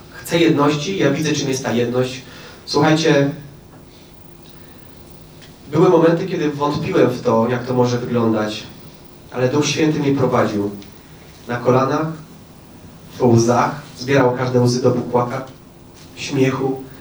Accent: Oświęcim, Lesser Poland, Poland; born there; Przez moją siostrę, przez to, że się urodziłem w Oświęcimiu, przez to, że moja mama była przewodnikiem Auschwitz, przez wszystko.

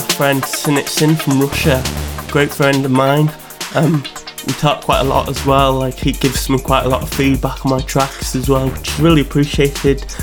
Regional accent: North Wales, United Kingdom; moved away as an adult; now in Leeds, United Kingdom; I live in Leeds. Um, I'm from North Wales originally, but I came here for university

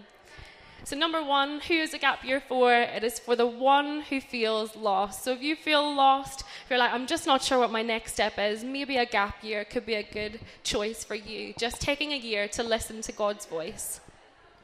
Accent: Northern Ireland, United Kingdom; moved away as an adult; also born or lived in Brighton; I grew up in Northern Ireland my whole life, and then I moved to university in Brighton when I was 18 years old.

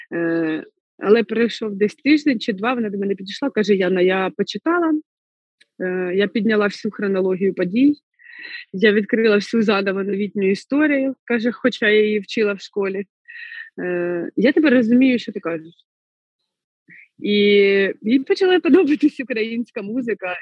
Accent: Znamianka, Kirovohrad Oblast, Ukraine; moved away as an adult; now in Kharkiv, Ukraine; Я родом з Кіровоградської області, міста Знам'янка, і це центральна Україна

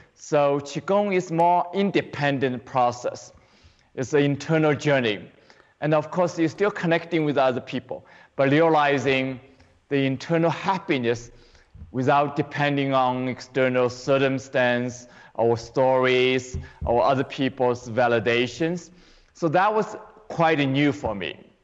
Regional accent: China; moved away as an adult; now in United States; I grew up in China, but I came here to the U.S. and um, for 35 years ago

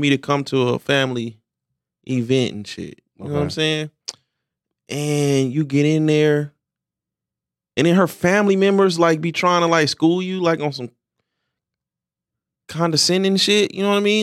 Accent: Philadelphia, Pennsylvania, United States; I'm from Philly.

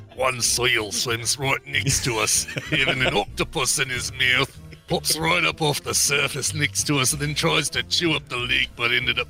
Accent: Australia; now in United Kingdom; I'm so Australian, but I work at a zoo in the UK.

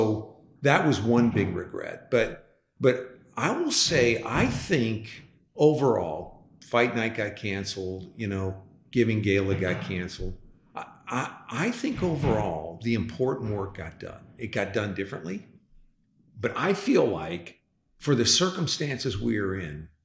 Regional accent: LaSalle, Illinois, United States; now in Dallas, United States; I'm from the Midwest. I was born and raised on a farm, actually. We weren't farmers. We were living in a home on a farm. in a town of 10,000 people, LaSalle, Illinois

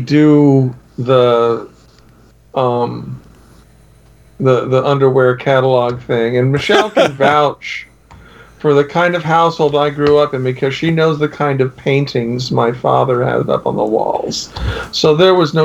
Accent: Miami, Florida, United States; Growing up in Miami

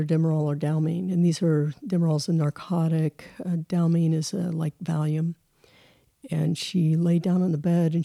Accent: Colorado, United States; also born or lived in Texas; I grew up in Colorado

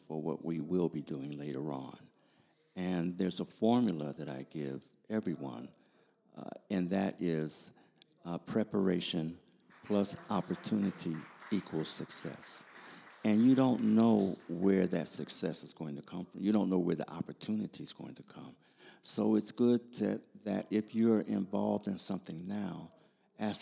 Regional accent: Buffalo, New York, United States; also born or lived in Pittsburgh, Pennsylvania; now in Washington, D.C., United States; I'm from Buffalo, New York, born in Pittsburgh, raised in Buffalo, and Washington, one of the reasons why I decided to live here

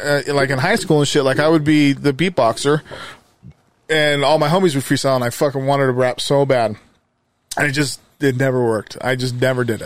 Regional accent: Magna, Utah, United States; I grew up here. I grew up in Magna

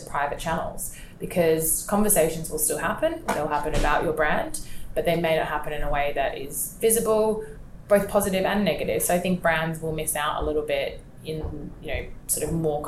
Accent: Australia; moved away as an adult; now in London, United Kingdom; I'm Australian myself

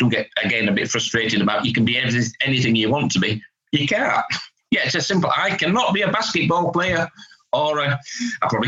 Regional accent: Hull, Yorkshire and the Humber, United Kingdom; I'm from Hull, so it's a northern measure, a northern concept

